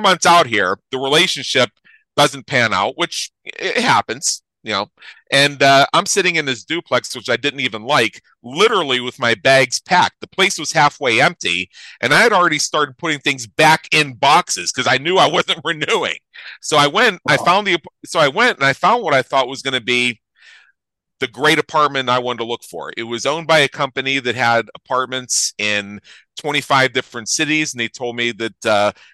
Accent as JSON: {"language": "English", "region": "Southwestern Pennsylvania", "country": "United States", "moved": "as an adult", "lives_now": "Las Vegas, United States", "said": "I'm originally from Southwestern Pennsylvania"}